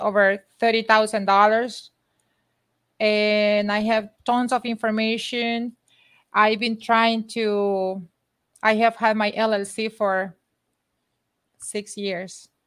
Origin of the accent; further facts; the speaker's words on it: Honduras; now in United States; I'm from Honduras